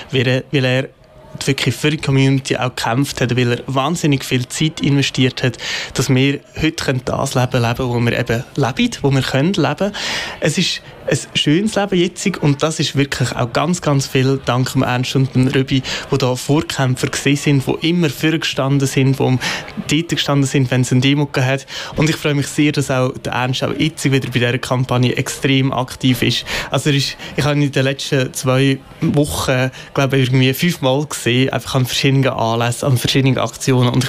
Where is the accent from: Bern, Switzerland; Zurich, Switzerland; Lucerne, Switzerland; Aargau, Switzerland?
Zurich, Switzerland; Bülach; ich komme aus Bülach, also aus Zürich, bin 25